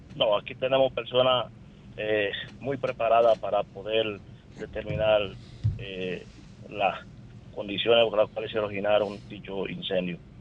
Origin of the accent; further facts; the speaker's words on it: La Romana, Dominican Republic; yo soy de la Romana